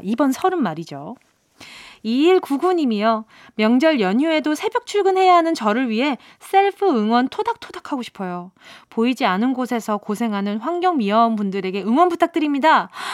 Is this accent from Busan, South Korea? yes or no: yes; Busan, South Korea; 부산에서 태어났나 아, 봅니다.